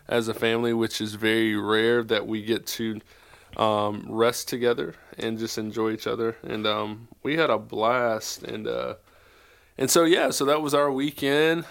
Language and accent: English; South Carolina, United States; now in Charlotte, United States; I'm from South Carolina